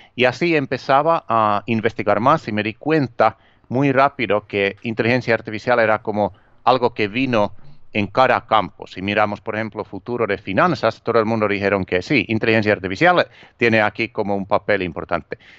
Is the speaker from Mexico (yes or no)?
no; Finland; Spanish is a second language; also born or lived in Miami; now in Spain; originalmente soy de Finlandia y llevo, eh, viviendo aquí en, España, donde vivo ahora, a ver, como 18 años.